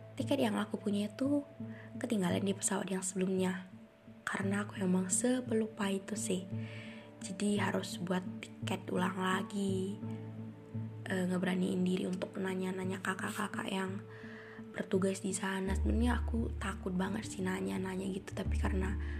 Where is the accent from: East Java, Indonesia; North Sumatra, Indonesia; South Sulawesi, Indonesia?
North Sumatra, Indonesia; moved away as an adult; now in Bali, Indonesia; aku dari Sumatera Utara kuliah di Bali